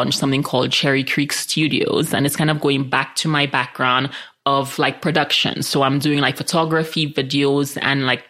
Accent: St. Lucia; also born or lived in New York / San Francisco; now in Colorado, United States; I grew up in the Caribbean where we're all mixed up, majority black

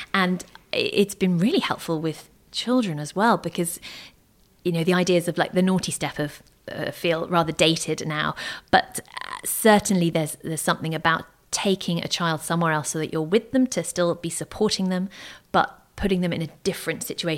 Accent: United Kingdom; I grew up in Thatcher's Britain in the 80s.

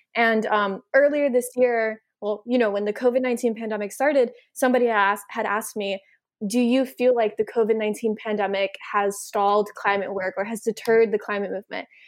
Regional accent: United States; also born or lived in Miami, Florida; growing up in the United States

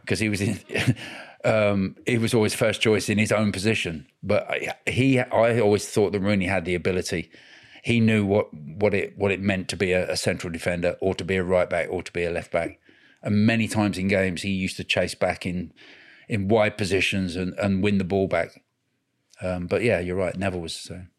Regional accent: Cambridgeshire, East of England, United Kingdom; I grew up in Cambridgeshire

